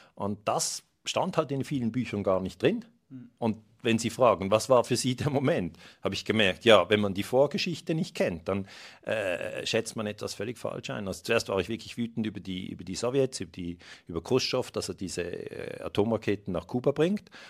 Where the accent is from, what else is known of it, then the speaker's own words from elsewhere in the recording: Switzerland; ich bin Schweizer Bürger